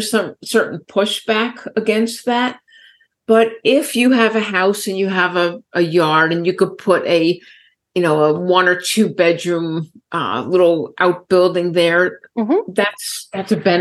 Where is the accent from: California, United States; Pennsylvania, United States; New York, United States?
New York, United States; New York City; Growing up in New York City